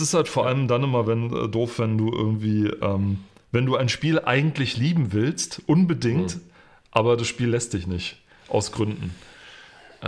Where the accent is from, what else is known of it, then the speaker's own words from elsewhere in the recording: Germany; als Deutscher